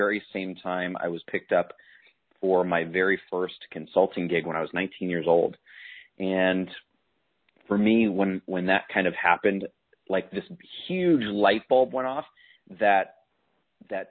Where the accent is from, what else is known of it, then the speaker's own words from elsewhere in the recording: Chicago, Illinois, United States; I grew up in Chicago. Inside the city